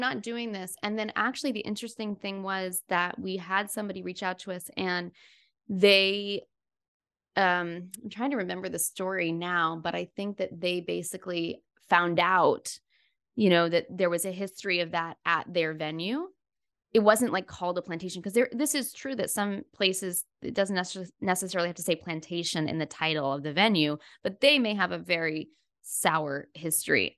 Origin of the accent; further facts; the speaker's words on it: Florida, United States; I grew up in Florida